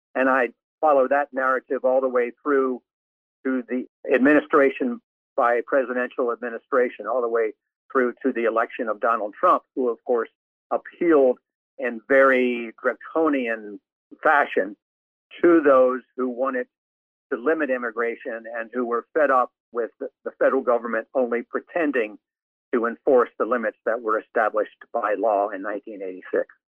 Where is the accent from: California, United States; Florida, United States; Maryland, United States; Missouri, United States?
Maryland, United States; moved away as an adult; also born or lived in Arizona / Hermosillo, Mexico; growing up in Maryland and going to college at Notre Dame